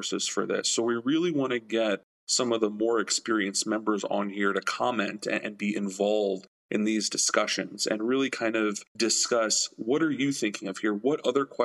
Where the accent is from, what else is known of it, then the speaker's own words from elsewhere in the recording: Miami, Florida, United States; moved away as an adult; also born or lived in Louisiana / Chicago; born, raised, a third-generation Miami native